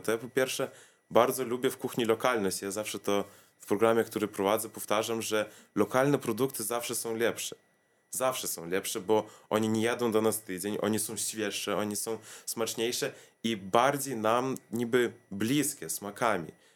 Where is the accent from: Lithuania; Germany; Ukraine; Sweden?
Lithuania; Vilnius, Vilnius County; also born or lived in Kaunas; z Wilna wyjechałem do Kowna na 3 lata